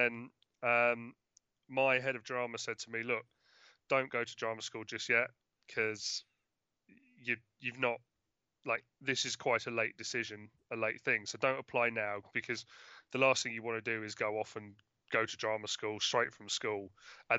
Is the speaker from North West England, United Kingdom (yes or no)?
no; London, United Kingdom; I grew up in London